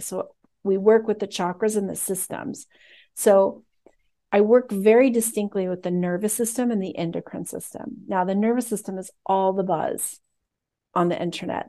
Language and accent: English; United States; I'm American